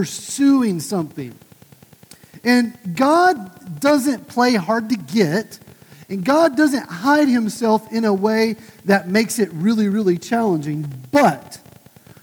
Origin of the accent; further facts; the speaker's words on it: just south of Tulsa, Oklahoma, United States; my hometown, just south of Tulsa